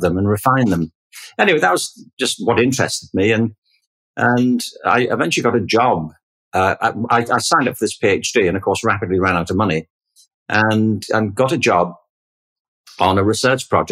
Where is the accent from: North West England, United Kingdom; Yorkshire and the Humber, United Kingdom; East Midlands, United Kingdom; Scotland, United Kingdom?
North West England, United Kingdom; Liverpool; I grew up in Liverpool in England in the 1950s and 1960s.